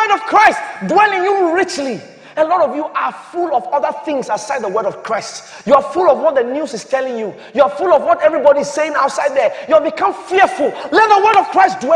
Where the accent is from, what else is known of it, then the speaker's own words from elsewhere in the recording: Ghana; As a Ghanaian